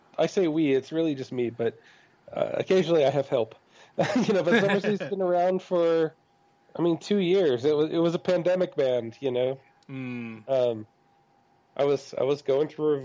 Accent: Reading, Pennsylvania, United States; now in Texas, United States; I'm actually from Pennsylvania. Like, I was born and raised in Reading

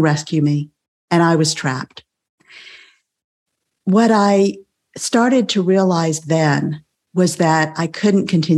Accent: South Texas, United States; I grew up in South Texas

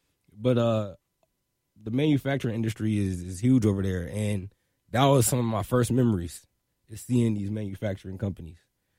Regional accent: Detroit, Michigan, United States; also born or lived in Brussels / Seoul; Yeah, so I was born in Brussels, and then ended up, you know, moving to Korea, Seoul, South Korea. I was there for 5 years, and I moved to right outside of Detroit when I was 8. So, you know, Detroit raised me for real.

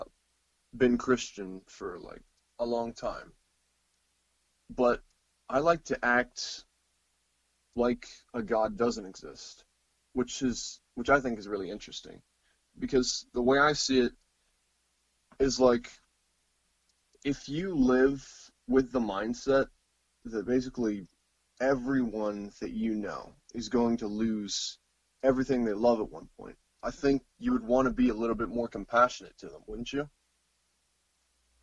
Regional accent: Missouri, United States; I'm from America, Missouri specifically

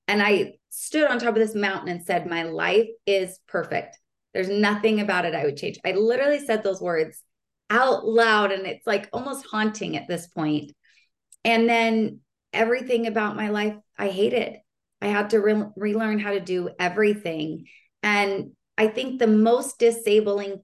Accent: Utah, United States; moved away as an adult; also born or lived in Palm Springs; I grew up in Utah

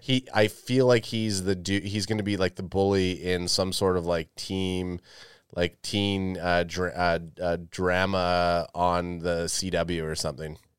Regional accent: Canada; we're Canadian

